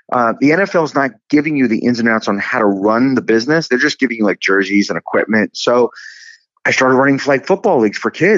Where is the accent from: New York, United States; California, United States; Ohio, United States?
New York, United States; I grew up in New York